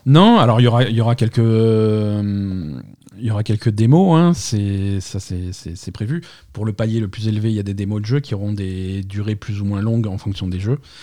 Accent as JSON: {"language": "French", "country": "France", "said": "chez nous en France"}